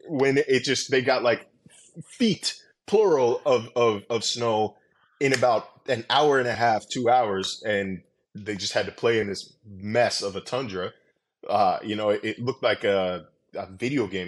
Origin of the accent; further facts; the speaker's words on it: Sacramento, California, United States; moved away; So, I grew up in California. I grew up in Sacramento.